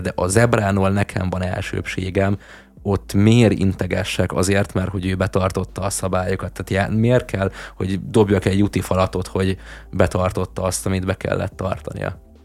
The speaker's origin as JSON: {"language": "Hungarian", "country": "Hungary", "said": "Nekem magyarként"}